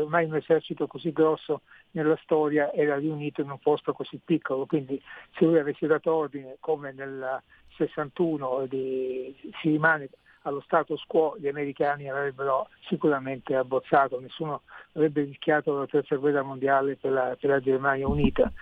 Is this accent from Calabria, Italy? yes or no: no; Sicily, Italy; io da siciliano